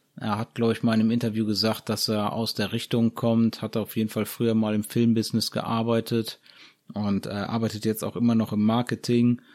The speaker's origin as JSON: {"language": "German", "country": "Germany", "said": "bei uns in Deutschland"}